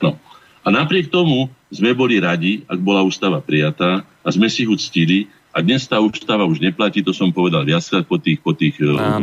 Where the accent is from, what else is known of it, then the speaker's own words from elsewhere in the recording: Slovakia; keď som sa ja narodil ako Slovák